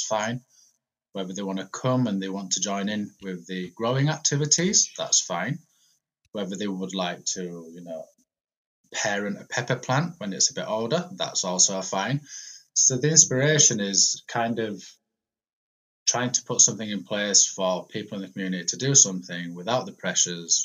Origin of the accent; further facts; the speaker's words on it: Malta; moved away as an adult; also born or lived in England; now in Huddersfield, United Kingdom; I was born in England. And then at the age of eight, my parents moved to a little island in the Mediterranean, which you might have heard of, called Malta. So then I spent from the age of eight to 23 living over there